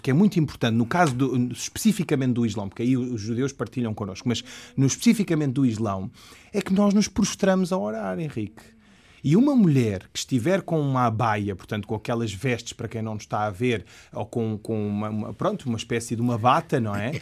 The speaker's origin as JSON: {"language": "Portuguese", "country": "Portugal", "said": "como português ocidental"}